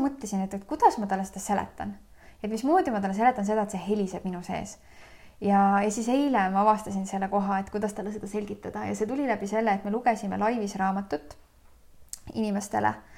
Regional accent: Loksa, Harju County, Estonia; mina sündisin väikses Eesti linnas nimega Loksa

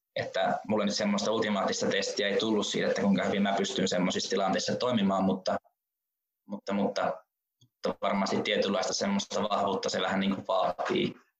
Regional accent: Rovaniemi, Lapland, Finland; minä olen Rovaniemeltä kotoisin ja nykyäänkin vielä Rovaniemellä asun

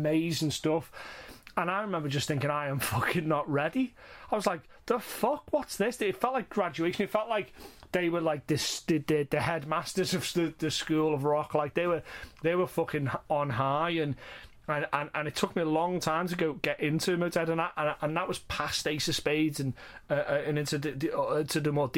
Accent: the Northwest, North West England, United Kingdom; moved away; I'm not from Liverpool, but I'm from the Northwest

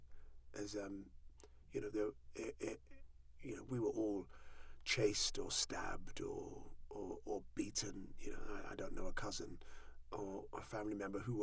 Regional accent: Southall, London, United Kingdom; I was born in Southall

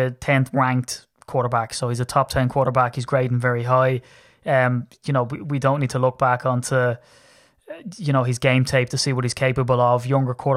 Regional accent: Ireland; I'm Irish.

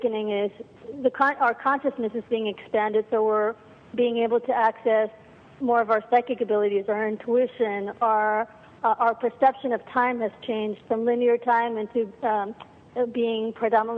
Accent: New York, United States; also born or lived in Argentina; I grew up in New York

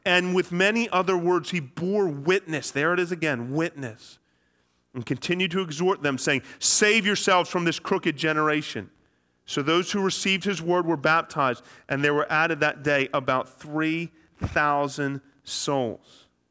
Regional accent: Philadelphia, Pennsylvania, United States; I'm from the Philadelphia area

